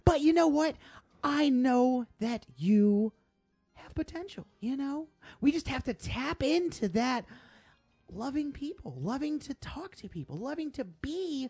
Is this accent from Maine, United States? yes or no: yes; Portland, Maine, United States; now in Portland, United States; I am from Portland, actually. I was born in Portland, Maine. And I'm tired of being from Portland. So I'm going to move to a different Portland. That Portland was Portland, Oregon.